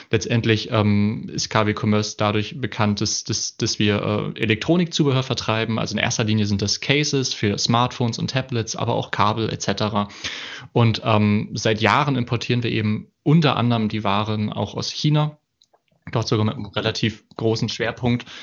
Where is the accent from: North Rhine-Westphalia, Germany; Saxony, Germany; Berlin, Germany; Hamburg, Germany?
Hamburg, Germany; ich komme aus Hamburg, äh, ursprünglich ähm, richtiges Nordlicht, äh, habe dort ähm, studiert, hab, bin dort aufgewachsen